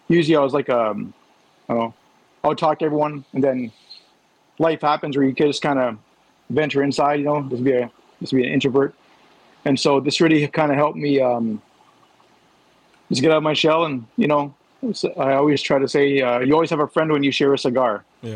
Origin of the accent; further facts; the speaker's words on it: Toronto, Ontario, Canada; moved away as an adult; now in New Brunswick, Canada; I'm from Canada. Grew up in Ontario, Toronto, Ontario. Recently moved to New Brunswick, so that's borders Maine, the state of Maine.